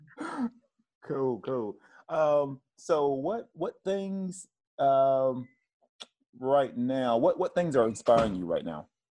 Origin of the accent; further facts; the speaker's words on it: Tennessee, United States; moved away; I'm originally from the South, I'm from Tennessee